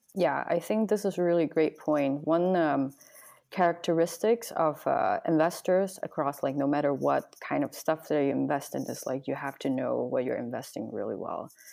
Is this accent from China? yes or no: yes; Guangzhou, Guangdong, China; now in Southern California, United States; I come from China, Guangzhou, which was close to Hong Kong